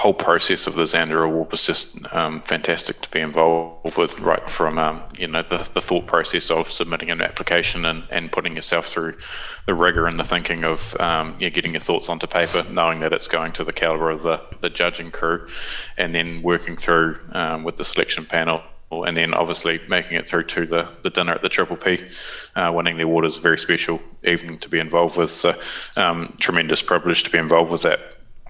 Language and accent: English; New Zealand; as a New Zealander